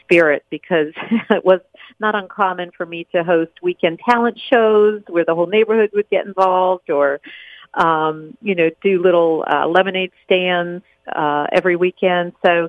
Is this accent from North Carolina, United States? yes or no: yes; Chapel Hill, North Carolina, United States; also born or lived in New Jersey / Erie, Pennsylvania; And then my family decided to move south, and we settled in Chapel Hill, North Carolina, where I spent the rest of my years through high school. And I'm the oldest of five children